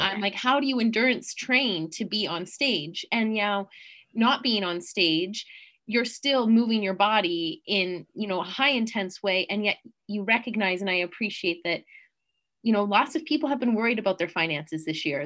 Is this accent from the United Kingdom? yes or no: no; Canada; being a Canadian